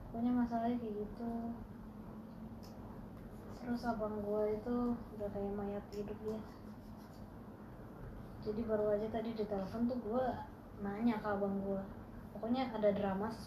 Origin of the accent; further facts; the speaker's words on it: Aceh, Indonesia; gue manggil abang gue Stabang karena kita orang Aceh aslinya uh